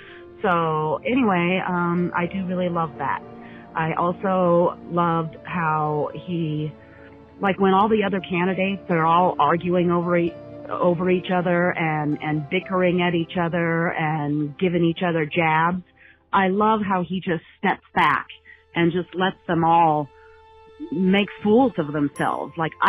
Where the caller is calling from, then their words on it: Aravaca, Arizona, United States; I'm calling from Aravaca, Arizona